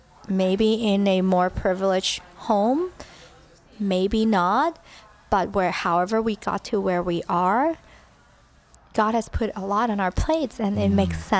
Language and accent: English; Hong Kong; Yeah, so I was born in Hong Kong. Very, like, kind of middle class.